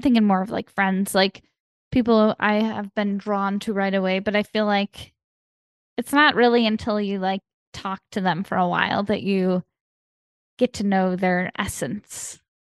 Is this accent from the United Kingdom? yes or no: no; Chicago, Illinois, United States; now in Los Angeles, United States; I'm from Chicago, I'm from, like, the Midwest